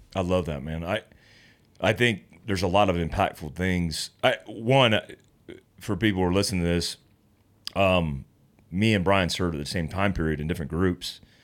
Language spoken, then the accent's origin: English; North Carolina, United States; moved away; I grew up in North Carolina at the foothills of the Appalachians